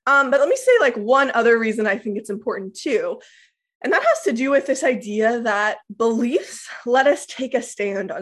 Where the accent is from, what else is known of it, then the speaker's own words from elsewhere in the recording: Lawrence, Kansas, United States; I'm very confident I was born in Lawrence. So the thought is, I still believe I was born in Lawrence, Kansas